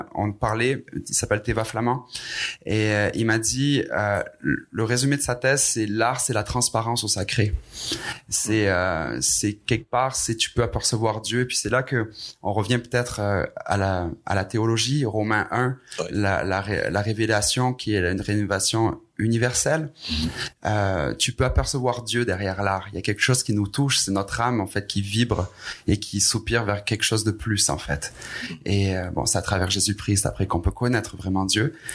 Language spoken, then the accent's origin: French; Aix-en-Provence, Provence-Alpes-Côte d'Azur, France; moved away as an adult; now in Quebec, Canada; je suis un, un, Français hybride québécois. Mhm. Euh, qui, ça fait maintenant 16 ans que je suis ici au Québec, euh, né en France, dans le sud de la France, à Marseille, euh, Aix-en-Provence plus précisément